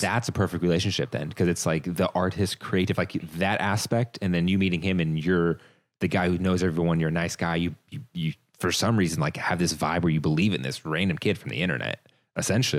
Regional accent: Northern Virginia, United States; I'm from the Northern Virginia

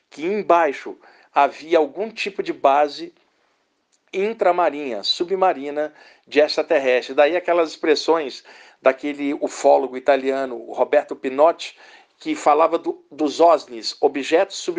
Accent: Rio de Janeiro, Brazil; now in São Paulo, Brazil; eu moro aqui em São Paulo há 30 anos, mas eu sou do Rio de Janeiro.

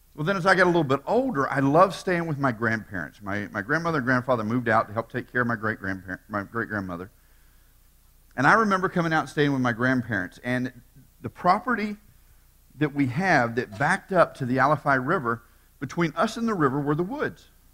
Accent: Tampa, Florida, United States; born and raised in Tampa

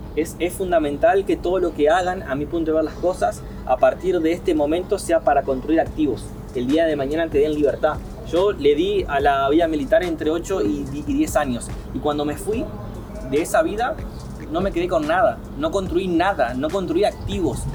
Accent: Paraná, Entre Ríos, Argentina; soy paranaense, soy de Paraná, nací en el hospital San Roque, el hospital eh, público ahí de, mi ciudad

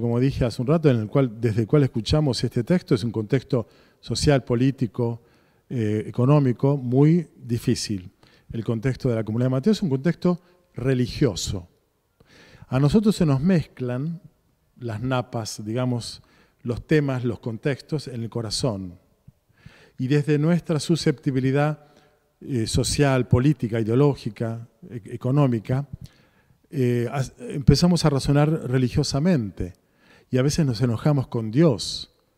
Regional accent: Argentina; nosotros, como argentinos

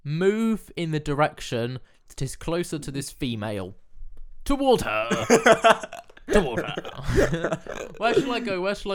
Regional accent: England, United Kingdom; I was born in England

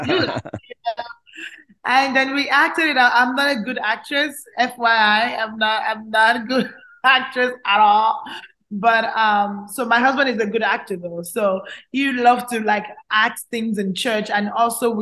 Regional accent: Nigeria; also born or lived in Calgary, Canada; now in Houston, United States; I grew up with a lot of good known actors and actresses that I look up to while I was growing up in Nigeria.

